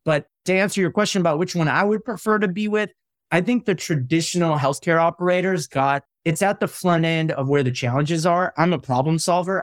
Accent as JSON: {"language": "English", "region": "Midwest", "country": "United States", "tie": "born or raised there", "said": "I grew up in the Midwest"}